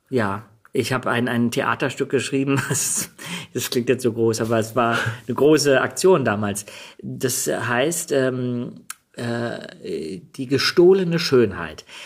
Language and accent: German; Germany; also born or lived in Denmark / New York / London